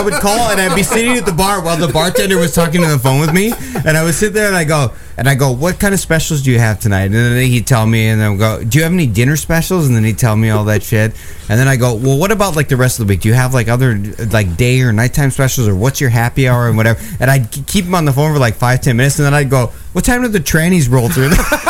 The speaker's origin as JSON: {"language": "English", "region": "Michigan", "country": "United States", "said": "I'm not from here. I'm from Michigan."}